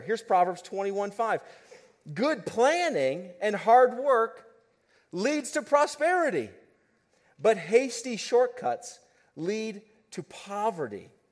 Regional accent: United States; living as an American and living where we live as an American

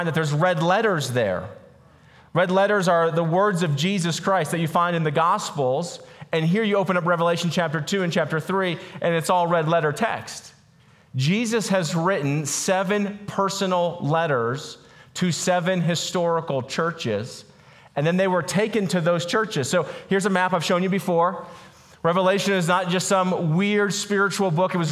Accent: Boulder, Colorado, United States; I grew up in Boulder, Colorado

